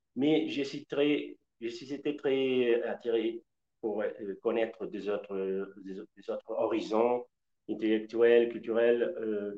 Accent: west-central Mexico, Mexico; French is a second language; moved away; je suis originaire du centre-ouest du Mexique

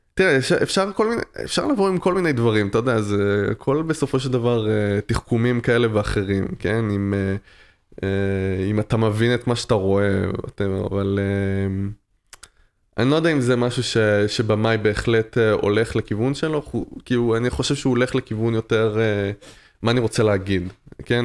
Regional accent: France; also born or lived in Tel Aviv; now in Israel; במולדת שלי, בצרפת, כן, נולדתי בצרפת

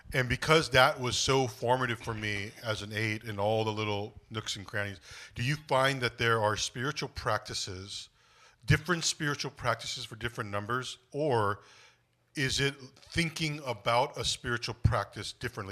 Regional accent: United States; Korean is my ethnicity, American is my nationality, 'cause I'm a, I was born in the States.

